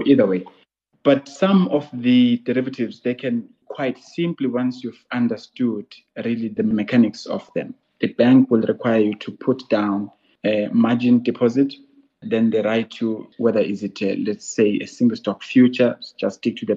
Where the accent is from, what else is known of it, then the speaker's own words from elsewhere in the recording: Ntlabane, northern KwaZulu-Natal, South Africa; also born or lived in Mtubatuba; I grew up in northern KZN by the coast in a small village called Ntlabane